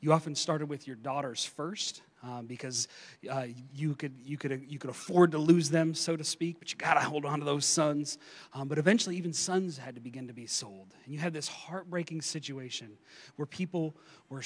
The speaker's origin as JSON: {"language": "English", "region": "eastern Kentucky", "country": "United States", "tie": "born or raised there", "said": "I grew up in eastern Kentucky. I grew up in Appalachia, kind of in the mountains. I grew up in coal country"}